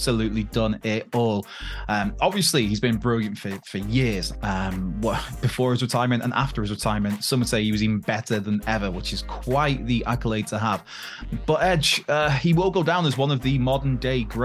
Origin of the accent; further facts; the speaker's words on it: Wales, United Kingdom; in the capital of Wales as a Welshman